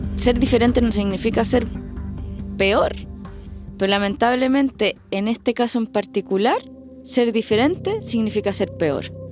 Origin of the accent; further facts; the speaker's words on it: Chile; moved away as an adult; also born or lived in Madrid, Spain; now in Melbourne, Australia; como chilena siempre digo Po